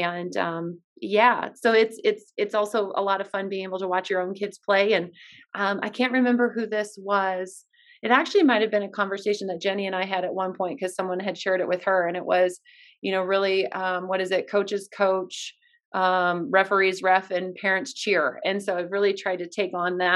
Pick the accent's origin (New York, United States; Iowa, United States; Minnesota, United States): Iowa, United States; also born or lived in Cedar Falls, Iowa; now in Des Moines, United States; my hometown